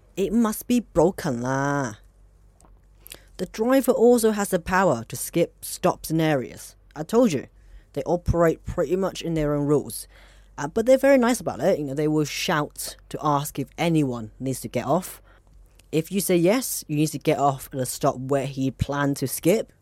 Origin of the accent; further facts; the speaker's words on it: Hong Kong; I'm from Hong Kong